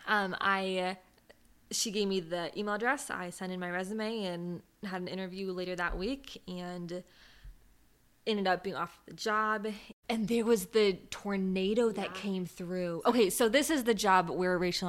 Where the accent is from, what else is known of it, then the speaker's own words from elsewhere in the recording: West Coast, United States; moved away as an adult; now in East Coast, United States; I'm from the West Coast. We don't have tornadoes there